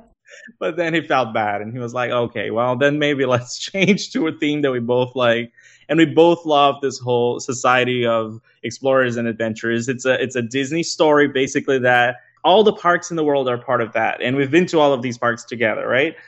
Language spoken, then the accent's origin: English; Brazil; moved away; I'm originally from Brazil as well.